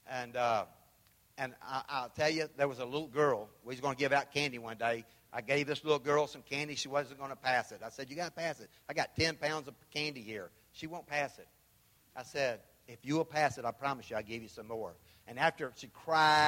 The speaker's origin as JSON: {"language": "English", "town": "Memphis", "region": "Tennessee", "country": "United States", "said": "I'm from Memphis"}